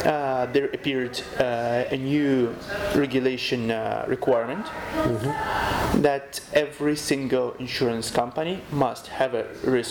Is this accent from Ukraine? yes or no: yes; Kyiv, Ukraine; also born or lived in Italy / Czech Republic; I'm from Kyiv, okay. The capital city. I was born in Kyiv. This is my native city. I love it a lot.